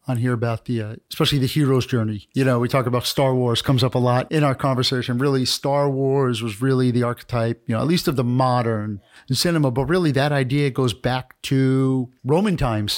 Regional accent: New York, United States; I'm from New York

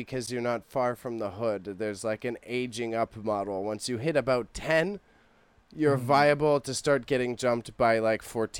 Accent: Toronto, Ontario, Canada; where I grew up in Scarborough is a very diverse area.

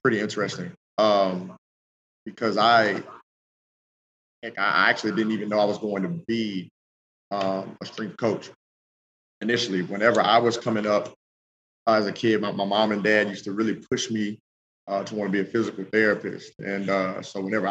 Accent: the South, United States; moved away as an adult; also born or lived in Colorado; now in Baton Rouge, United States; I'm from the South.

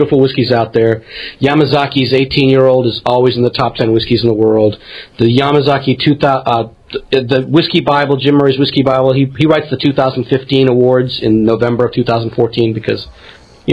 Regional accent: India; now in United States; I'm from India

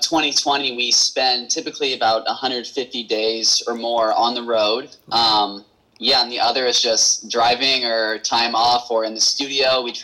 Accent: Peoria, Illinois, United States; We formed in Peoria, Illinois, which is Colin and myself's hometown.

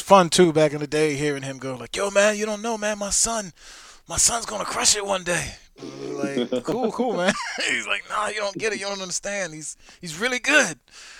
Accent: Chester, Pennsylvania, United States; also born or lived in New Jersey; I grew up in Chester. I went to school in Jersey

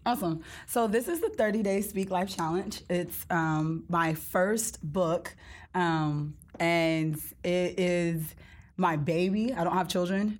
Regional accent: Gulf Coast of Mississippi, United States; moved away; I'm from the Gulf Coast of Mississippi

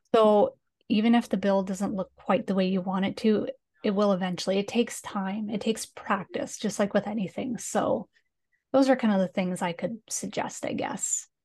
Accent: Canada; accent: Canadian

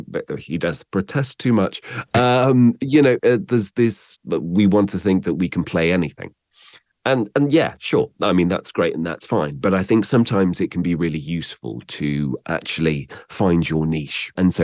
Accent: South West England, United Kingdom; A father coming from Bognor Regis and a mother coming from Northern Ireland seem to neutralize my accent, along with an upbringing in Somerset.

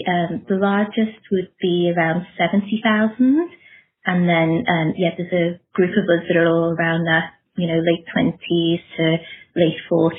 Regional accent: Liverpool, North West England, United Kingdom; moved away as an adult; now in Sydney, Australia; I have been over here for 11 years now. I am an Australian citizen and I am originally from Liverpool in England, so my accent is still there, depending on who I'm speaking to.

